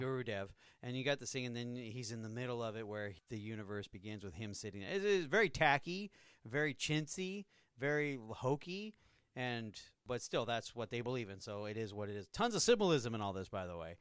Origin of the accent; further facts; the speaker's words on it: United States; I'm from America